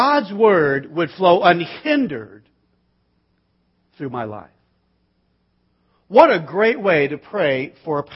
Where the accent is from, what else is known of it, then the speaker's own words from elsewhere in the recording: Bakersfield, California, United States; I was raised in Bakersfield. We watch Westerns, not cartoons. I mean, it's just where I'm from.